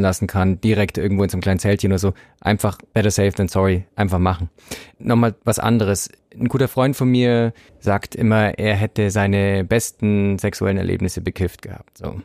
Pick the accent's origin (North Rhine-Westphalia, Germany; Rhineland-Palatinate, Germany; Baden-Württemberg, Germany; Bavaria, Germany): Bavaria, Germany; Ich komme vom Land, ich kannte das nicht. Bei uns gab es halt, also ich komme aus Bayern